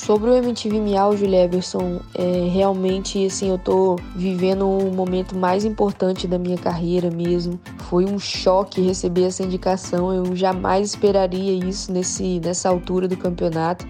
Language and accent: Portuguese; Espírito Santo, Brazil; also born or lived in Bahia; eu cresci é, no Espírito Santo e na Bahia